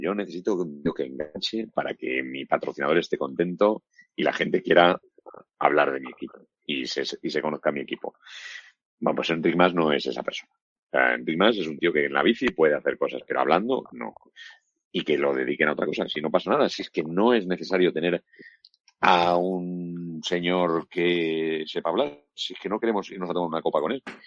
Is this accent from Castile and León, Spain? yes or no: yes; Valladolid, Castile and León, Spain; yo soy de Valladolid